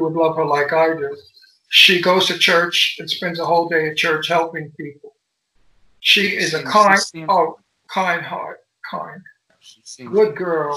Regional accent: New York City, New York, United States; moved away; also born or lived in Brooklyn, New York / Greenwich Village, New York; I came from Brooklyn. I grew up in Astoria, Queens

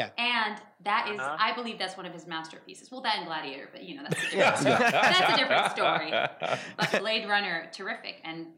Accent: Saudi Arabia; moved away; also born or lived in United States; I grew up in Saudi where you didn't have access to a lot of movies.

